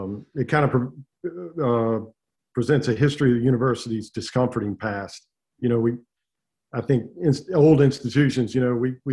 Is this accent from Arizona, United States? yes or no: no; South Carolina, United States; I grew up in a cotton mill town, a tiny little town that was based around 3 cotton mills.